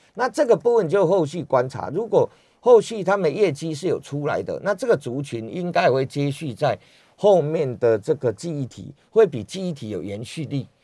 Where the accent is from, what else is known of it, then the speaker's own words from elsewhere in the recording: Taiwan; 我们台湾人最喜欢去日本看烟花